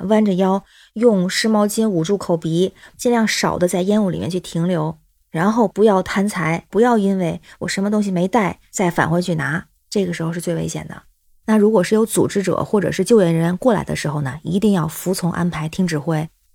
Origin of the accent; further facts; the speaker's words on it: Tianjin, China; now in Beijing, China; 我是天津人，现在北京